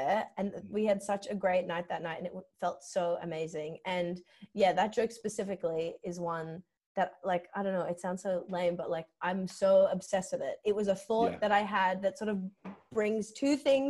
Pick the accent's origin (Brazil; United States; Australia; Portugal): Australia; Sydney, New South Wales; I grew up in Strathfield